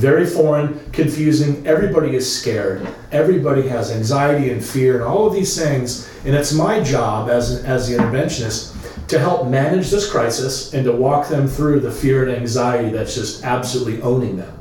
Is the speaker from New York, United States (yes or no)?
no; Long Beach, California, United States; my growing up in Long Beach